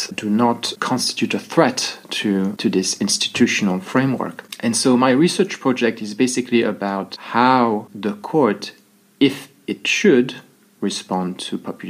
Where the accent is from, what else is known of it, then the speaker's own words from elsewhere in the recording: French-speaking Switzerland, Romandy, Switzerland; moved away as an adult; also born or lived in Brazil; now in Glasgow, United Kingdom; I was born in Brazil and spent about 4 years of my life there, and then the rest in Switzerland until about I was 28